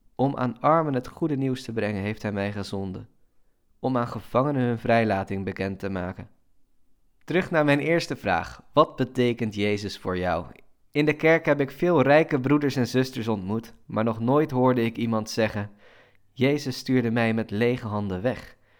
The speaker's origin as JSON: {"language": "Dutch", "country": "Netherlands", "said": "Als Nederlander"}